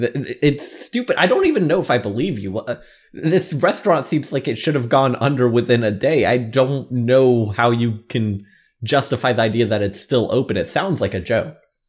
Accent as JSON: {"language": "English", "country": "United States", "said": "America. I'm from America."}